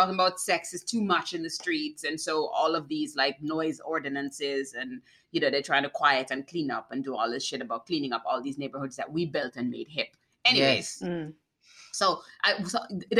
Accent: Jamaica; moved away; I'm Jamaican

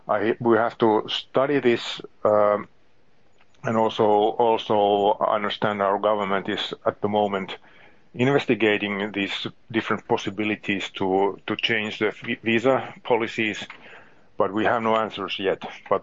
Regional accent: Lappeenranta, South Karelia, Finland; many companies in my hometown, Lappeenranta, and in this area

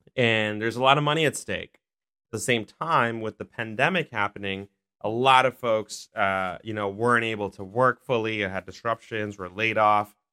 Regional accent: New York City, New York, United States; I'm from Queens. I had a chance to go to District twenty-four as a kid, uh, in Elmhurst.

